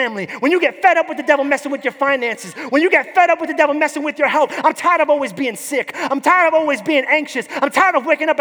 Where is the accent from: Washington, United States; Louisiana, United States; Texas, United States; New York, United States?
New York, United States; now in Florida, United States; But I grew up in New York